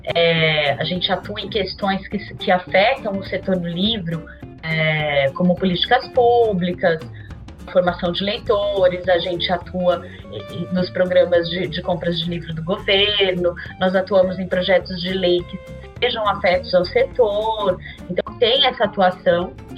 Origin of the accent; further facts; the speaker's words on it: interior of São Paulo state, Brazil; moved away as an adult; now in São Paulo, Brazil; eu sou do interior de São Paulo e eu tinha acabado de me mudar para São Paulo recém-formada